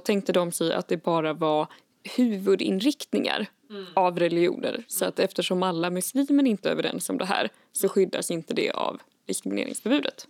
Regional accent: Värmland, Sweden; jag är uppvuxen i Värmland

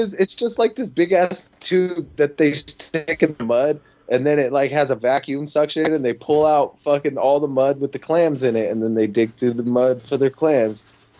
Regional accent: Hemet, California, United States; now in Washington, United States; oh, I'm from Hemet.

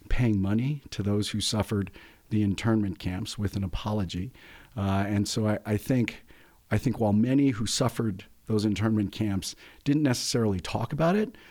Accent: San Luis Valley, Colorado, United States; I'm a fourth generation Coloradan. I grew up in the San Luis Valley

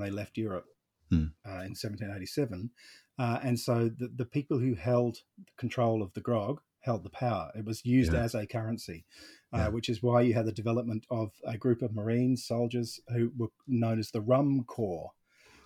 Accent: London, United Kingdom; moved away as an adult; now in Australia; I grew up in West London in Chiswick

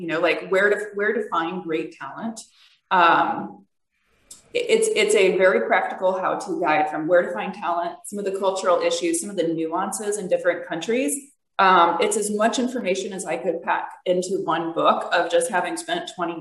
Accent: United States; I'm an American

